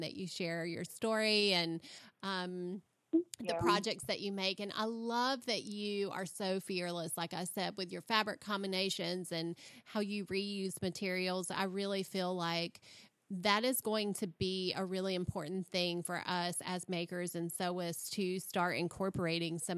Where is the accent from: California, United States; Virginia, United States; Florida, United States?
Florida, United States; I come from Florida, so our heat is so different